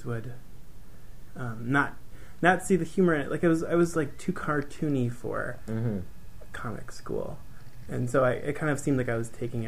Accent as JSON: {"language": "English", "town": "Green Bay", "region": "Wisconsin", "country": "United States", "also_born_or_lived": "Milwaukee, Wisconsin", "moved": "as an adult", "said": "I'm from Green Bay"}